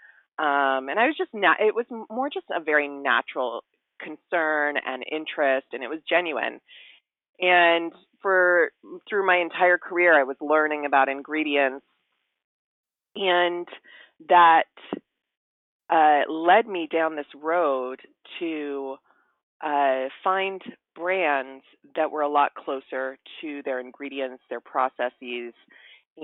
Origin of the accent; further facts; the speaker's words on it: Hawaii, United States; I grew up in Hawaii in a very beautiful environment